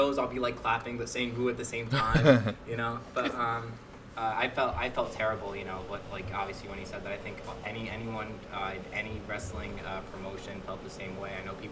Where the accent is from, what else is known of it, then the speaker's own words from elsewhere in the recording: Union, United States; I grew up here in Union.